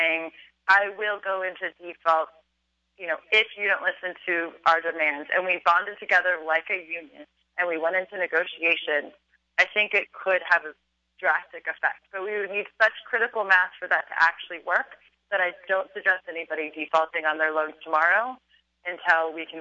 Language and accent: English; California, United States; I'm from California